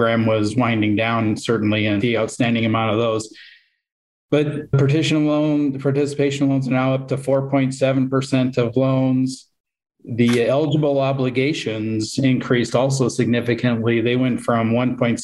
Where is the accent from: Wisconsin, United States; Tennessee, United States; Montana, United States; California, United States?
Montana, United States; I would start out as an examiner out here in Montana and quickly had to deal with a couple of failures of small institutions around my hometown